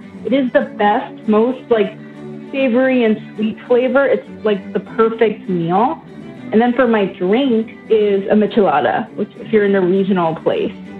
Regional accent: Northern Mariana Islands; moved away; I grew up on a small island in Micronesia called Saipan

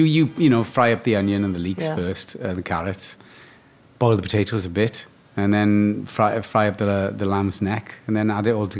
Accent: Cardiff, Wales, United Kingdom; In Cardiff, in Wales

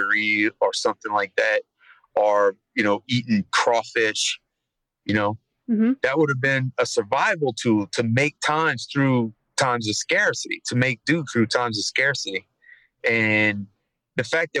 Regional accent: Thibodaux, Louisiana, United States; I'm born and raised in Thibodaux, right on the bayou.

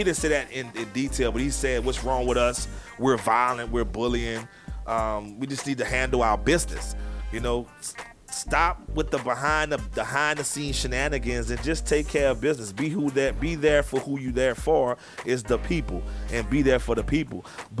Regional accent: France; Why do I have to dismiss it and I only can say that I'm from France, because I'm not just from France?

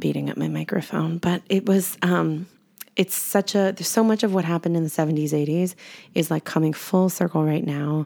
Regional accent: New York, United States; moved away as an adult; also born or lived in Arizona; I grew up in New York in the eighties

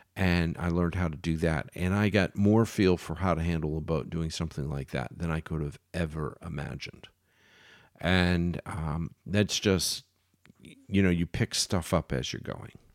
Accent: Philadelphia, Pennsylvania, United States; I'm from Philly, so I'm a Phillies fan

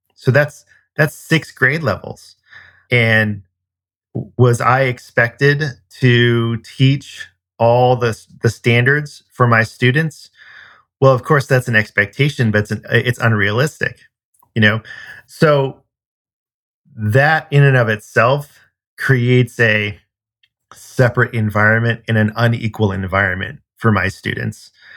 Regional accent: California, United States; moved away; I'm originally from California

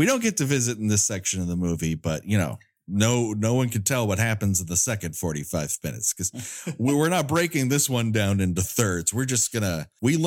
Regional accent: Southern California, United States; I was born and raised in Southern California

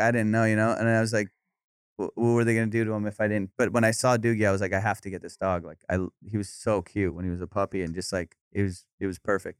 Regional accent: Orange County, California, United States; also born or lived in Iran; I grew up in Orange County. I mean, I was born in Iran, and I moved to Orange County when I was, like, five

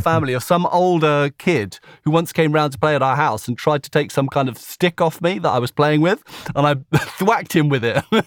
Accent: a village between Slough and Maidenhead, South East England, United Kingdom; I grew up in a little village not far from there between Slough and Maidenhead

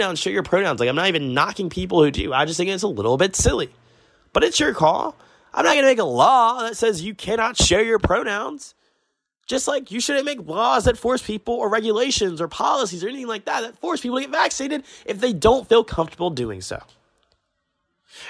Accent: Augusta, Georgia, United States; I'm from Augusta

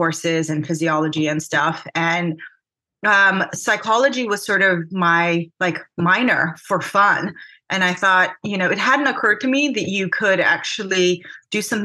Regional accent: California, United States; also born or lived in Armenia; I grew up in California

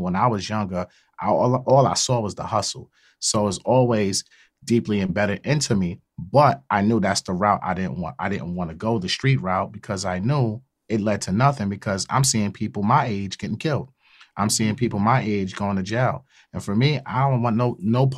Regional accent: New York City, New York, United States; also born or lived in Queens, New York; I grew up in Brooklyn, but I represent Queens.

